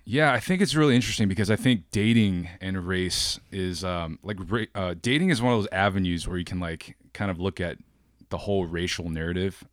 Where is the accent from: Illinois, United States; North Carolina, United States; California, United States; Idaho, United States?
Illinois, United States; Wheaton; moved away as an adult; also born or lived in China; now in Oakland, United States; I was born in China. I moved to the States when I was nine. Uh, so I'm a first generation immigrant. and, uh, grew up in Chicago in the suburbs